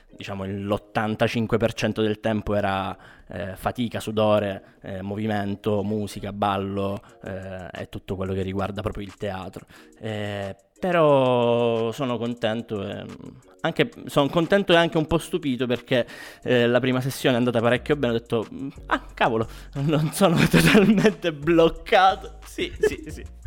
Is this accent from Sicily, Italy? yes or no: yes; Catania, Sicily, Italy; moved away as an adult; now in Milan, Italy; io sono di Catania, eh, anche se in realtà mh, mm, mi sono trasferito ormai due annetti, qua, due annetti fa qua a Milano